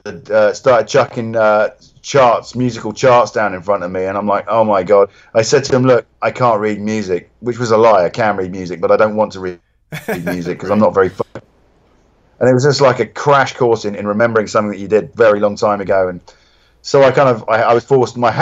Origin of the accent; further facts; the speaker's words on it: Reading, South East England, United Kingdom; Reading, which is my hometown